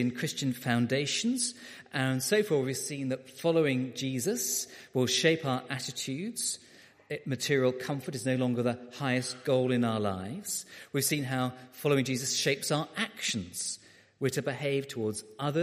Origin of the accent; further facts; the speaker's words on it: Beckenham, London, United Kingdom; I was a boy growing up in Beckenham in South London